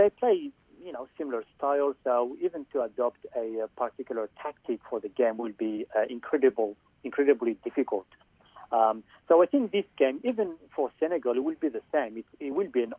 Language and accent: English; Algeria; now in Sydney, Australia; I'm from Algeria